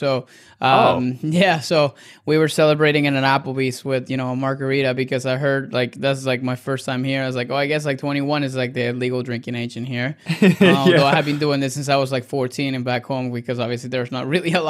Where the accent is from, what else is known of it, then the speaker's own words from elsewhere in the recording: Caracas, Capital District, Venezuela; English is a second language; moved away as an adult; now in United States; I am Hispanic. So I grew up and I was born and raised in Venezuela. So I was born in 88 in Venezuela, in Caracas, Venezuela. So I moved to the U.S. in 2009.